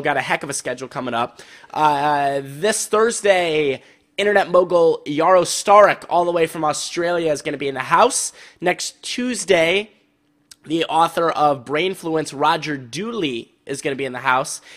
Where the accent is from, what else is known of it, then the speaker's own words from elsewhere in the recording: St. Louis, Missouri, United States; I grew up in St. Louis